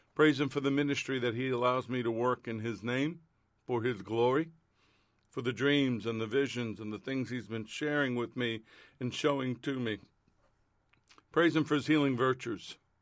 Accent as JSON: {"language": "English", "country": "United States"}